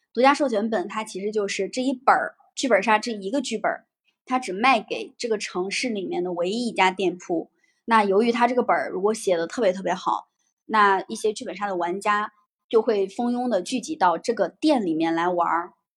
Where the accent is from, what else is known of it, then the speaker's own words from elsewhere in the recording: northern China, China; 明显我是一个北方人